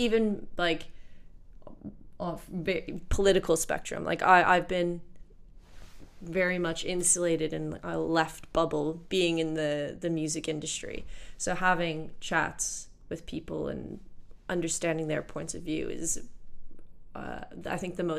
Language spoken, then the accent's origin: English; Canada; as a Canadian